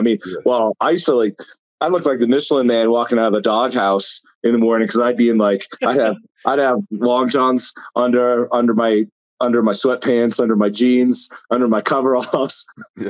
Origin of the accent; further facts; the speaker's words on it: United States; moved away; I'm from Eastern Montana, Western North Dakota, where it'll start snowing in like October and it won't melt until Memorial Day.